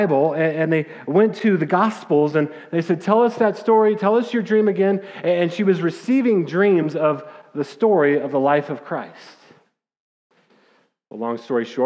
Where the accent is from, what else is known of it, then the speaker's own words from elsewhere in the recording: Littleton, Colorado, United States; growing up in Littleton, Colorado